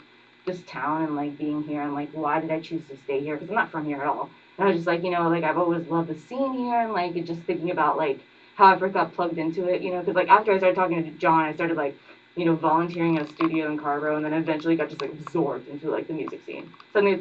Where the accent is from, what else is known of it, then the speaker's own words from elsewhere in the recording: Tokyo, Japan; moved away as an adult; also born or lived in Winston-Salem, North Carolina; now in Durham, United States; I grew up in Japan. I'm Asian, I'm Japanese